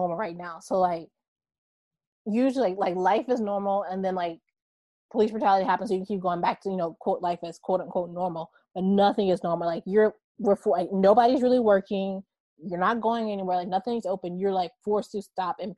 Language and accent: English; Baton Rouge, Louisiana, United States; where I grew up in Baton Rouge.